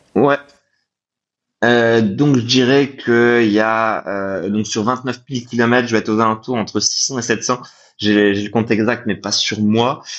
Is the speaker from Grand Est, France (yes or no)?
yes; Nancy, Grand Est, France; moi je viens de Nancy ce qui fait que dans l'est de la France